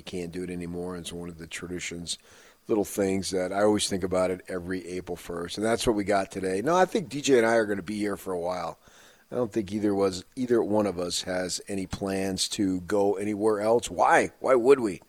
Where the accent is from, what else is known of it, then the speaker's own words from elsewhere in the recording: New Jersey, United States; now in Utah, United States; as a kid growing up in New Jersey